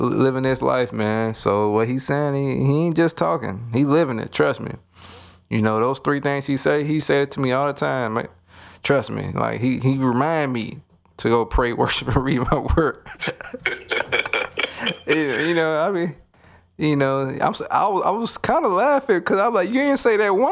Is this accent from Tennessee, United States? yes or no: yes; Nashville, Tennessee, United States; now in Atlanta, United States; my home state, Tennessee. I'm from Nashville.